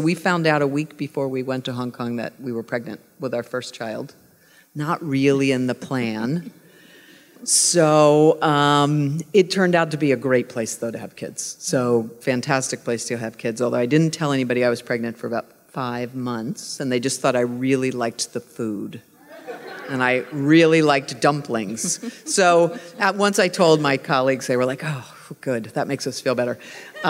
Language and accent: English; Pittsburgh, Pennsylvania, United States; growing up in Pittsburgh